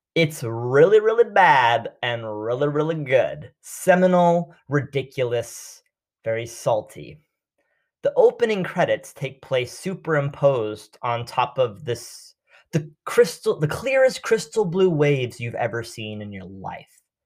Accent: New York City, New York, United States; I grew up in New York City

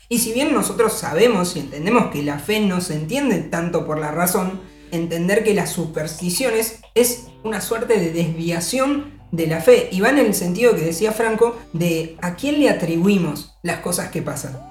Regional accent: Argentina; nuestra realidad, incluso como argentinos

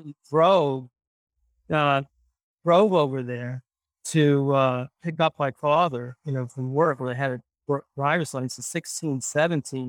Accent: New York City, New York, United States; I grew up in the Bronx

